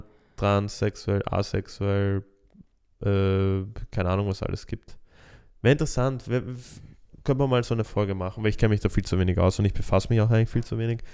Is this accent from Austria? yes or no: yes; Austria; bei uns in Österreich